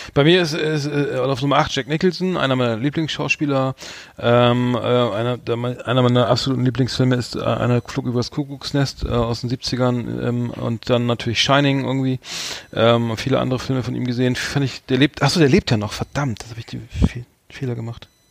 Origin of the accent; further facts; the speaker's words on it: Germany; als Deutscher